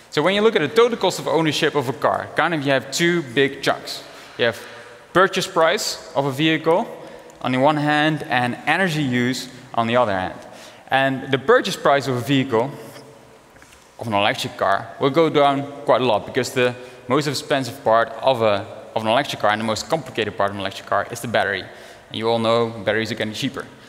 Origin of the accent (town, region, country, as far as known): Netherlands; born or raised there; also born or lived in Africa